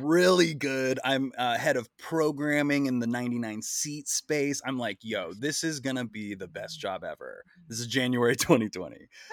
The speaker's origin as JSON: {"language": "English", "town": "Wichita", "region": "Kansas", "country": "United States", "tie": "born or raised there", "said": "I'm from Wichita, Kansas, uh, but from the age of preschool through graduating high school, I went to the exact same school"}